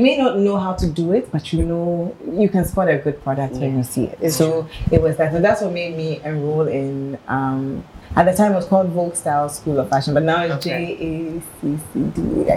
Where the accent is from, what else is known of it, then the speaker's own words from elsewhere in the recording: Accra, Greater Accra, Ghana; i grew up in Accra